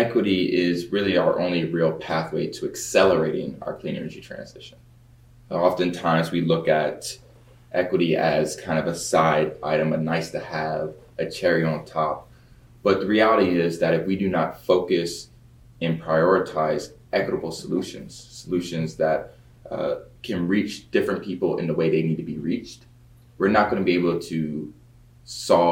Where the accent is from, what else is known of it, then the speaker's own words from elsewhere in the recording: Baltimore, Maryland, United States; moved away; also born or lived in Nashville, Tennessee / Stanford, California; I grew up in Baltimore, Maryland, born in Nashville, Tennessee